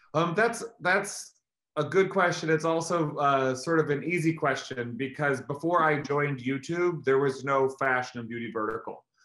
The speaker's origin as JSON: {"language": "English", "region": "Missouri", "country": "United States", "tie": "born or raised there", "moved": "yes", "lives_now": "New York, United States", "said": "I grew up in Missouri, which is in the middle of the country"}